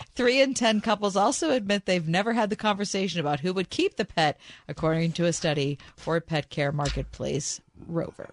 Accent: United States; Are you from America? And I said, Yes

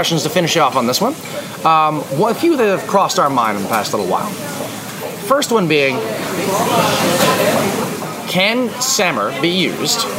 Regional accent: Canada; we're Canadian

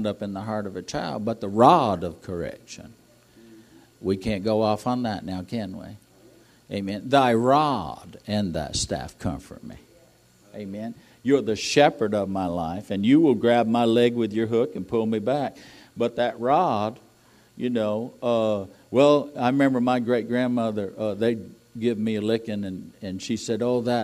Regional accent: New England, United States; moved away; I'm from New England.

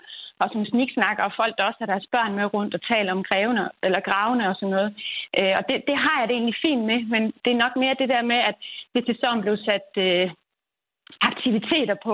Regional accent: Aarhus, Central Denmark Region, Denmark; nu kommer jeg fra Aarhus af

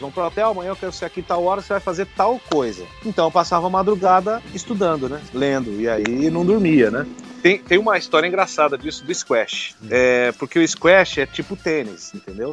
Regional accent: São Paulo, Brazil; eu nasci, pô, eu fui criado no Capão Redondo, periferia aqui

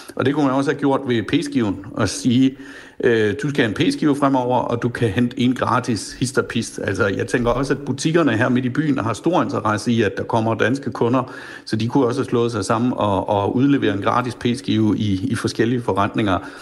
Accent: Flensburg, Schleswig-Holstein, Germany; born or raised there

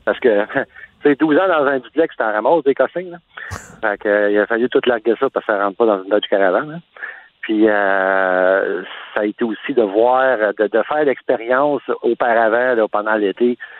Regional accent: Montreal, Quebec, Canada; now in Quebec City, Canada; je viens de Montréal. Puis, le fait que je suis mobile, ben, la vie a fait que je, maintenant, je me retrouve à Québec

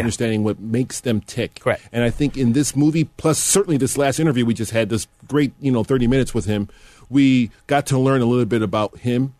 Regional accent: University Park, Illinois, United States; I grew up in Will County, uh, Mr. Elder. Will County is a southern uh, area in the northern part of Illinois

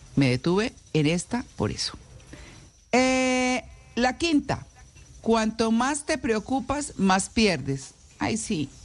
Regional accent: Bucaramanga, Santander, Colombia; moved away as an adult; yo crecí en Bucaramanga. Ah, llegué a Bucaramanga de, de casi ocho años y salí de casi 18 o de 18

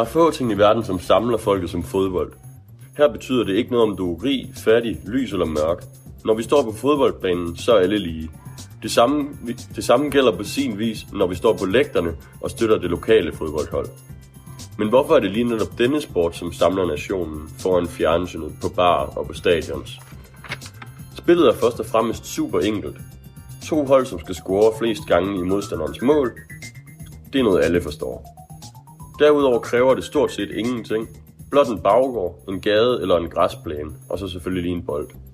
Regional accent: Aalborg, North Denmark Region, Denmark; Jeg er fra Aalborg

